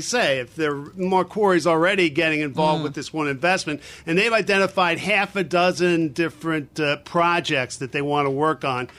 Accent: New Jersey, United States; my home state of New Jersey

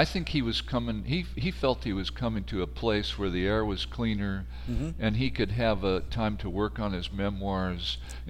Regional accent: Corvallis, Oregon, United States; also born or lived in Vancouver; I was born in Vancouver, spent my first 10 years there, and then I lived in Corvallis until I was 18.

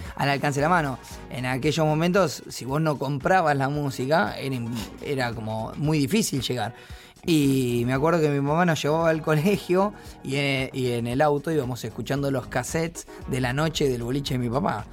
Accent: Ingeniero Maschwitz, Buenos Aires Province, Argentina; tengo muchos, muchas amistades y fui toda mi vida de ahí

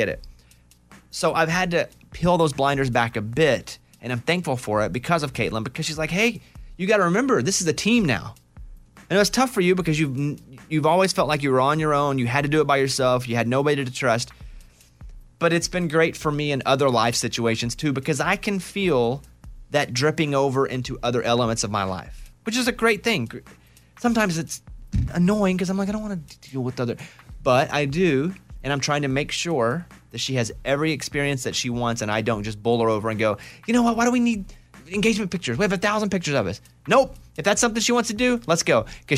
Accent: Arkansas, United States; because growing up in Arkansas, even when I go home, it starts to slip back a little bit.

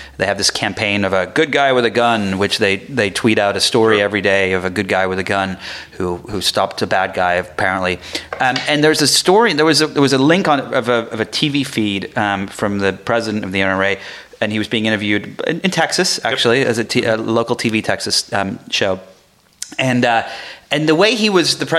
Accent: England, United Kingdom; now in United States; I grew up in England

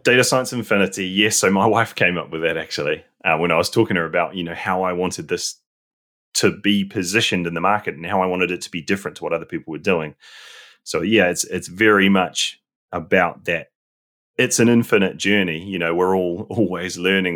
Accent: New Zealand; moved away as an adult; now in London, United Kingdom; I'm originally from New Zealand and I, I gr-, was born there, grew up there

